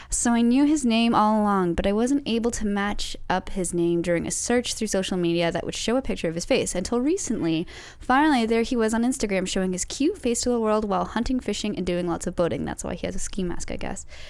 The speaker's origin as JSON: {"language": "English", "town": "London", "region": "Ontario", "country": "Canada", "moved": "yes", "said": "I'm from London, Ontario"}